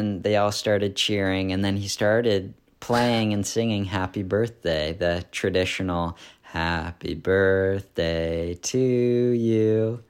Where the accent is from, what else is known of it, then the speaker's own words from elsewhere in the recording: Philadelphia, Pennsylvania, United States; And that's fun for us because we're from Philadelphia, which is really close to Newark.